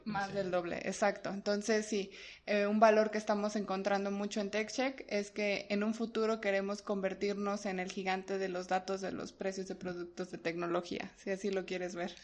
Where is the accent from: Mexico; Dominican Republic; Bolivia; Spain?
Mexico; Mexico City; yo soy mexicana, eh, nacida aquí en la Ciudad de México